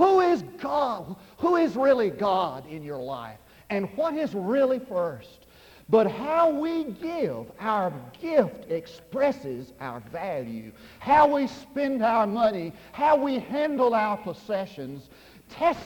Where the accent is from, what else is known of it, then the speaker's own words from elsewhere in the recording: Munday, Texas, United States; now in Durant, United States; I went back to my hometown